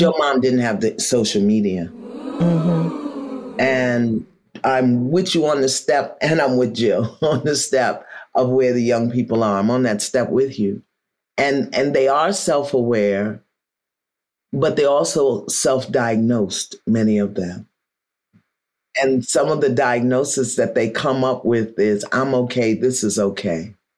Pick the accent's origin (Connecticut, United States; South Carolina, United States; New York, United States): New York, United States; New York City; I'm from Brooklyn